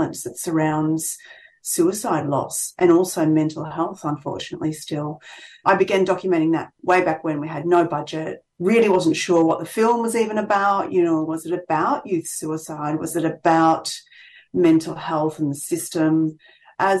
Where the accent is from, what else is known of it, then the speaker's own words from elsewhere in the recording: Albury, New South Wales, Australia; my hometown, Albury, which is where I'm based, on the New South Wales Vic border